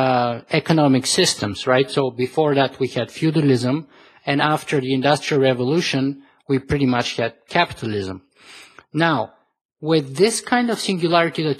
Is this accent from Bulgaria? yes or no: yes; Bulgaria; I was born in Eastern Europe, and I lived there for most of my life still. The communist bloc survived for 50 years in Bulgaria, where I'm from